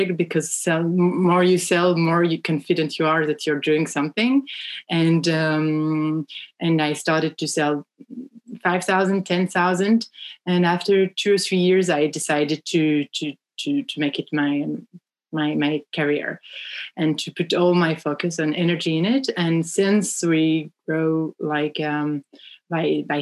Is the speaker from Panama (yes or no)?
no; France; accent: French; English is a second language; moved away as an adult; now in United States; I come from France, as you can tell with my accent